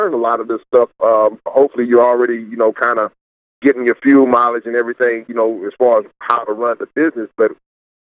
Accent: Greenville, Spartanburg, and Anderson, South Carolina, United States; Greenville, Spartanburg, and Anderson, I mean, that's my hometown

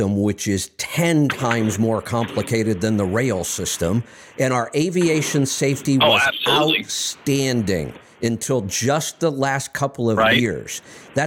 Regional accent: Tornado Alley, United States; now in Pacific Northwest, United States; I grew up in Tornado Alley. Now I'm in Volcano Alley.

